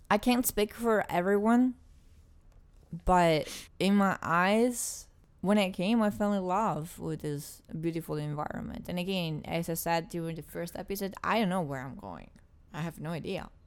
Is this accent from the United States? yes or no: no; Italy; English is a second language; moved away as an adult; I'm from Italy